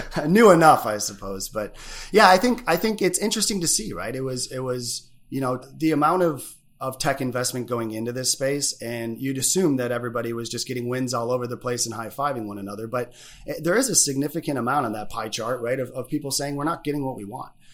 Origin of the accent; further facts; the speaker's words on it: Michigan, United States; also born or lived in Chicago; being Michigan boys